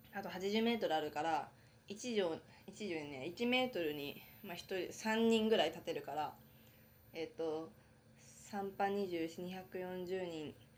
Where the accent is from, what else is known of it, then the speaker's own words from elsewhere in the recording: Hokkaido, Japan; now in Tokyo, Japan; 私は生まれも育ちも北海道なので